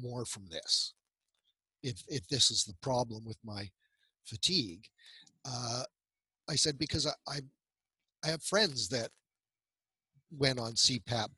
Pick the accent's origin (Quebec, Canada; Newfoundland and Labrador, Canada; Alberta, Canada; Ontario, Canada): Alberta, Canada; central; I was born in central Alberta into a big family.